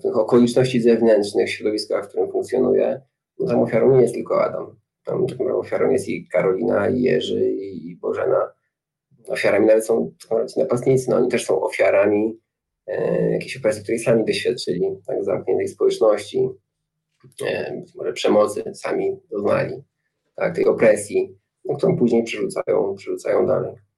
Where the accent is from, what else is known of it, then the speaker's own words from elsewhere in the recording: Nowe Chechło, Silesian Voivodeship, Poland; moved away as an adult; also born or lived in Warsaw; też się wychowałem obok Tarnowskich Gór, w takim miejscu jest Nowe Hechło